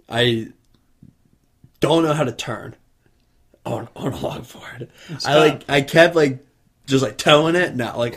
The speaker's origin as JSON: {"language": "English", "town": "Virginia Beach", "region": "Virginia", "country": "United States", "said": "I'm from Virginia Beach. I live next to the shop."}